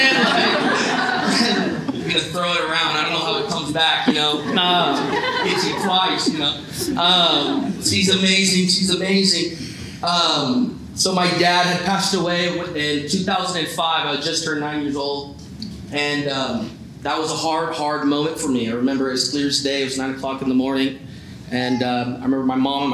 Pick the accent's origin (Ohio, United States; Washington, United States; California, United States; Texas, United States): California, United States; Palm Springs; now in Fremont, United States; So I'm from California, and born and raised in Palm Springs, where they have the Coachella Fest.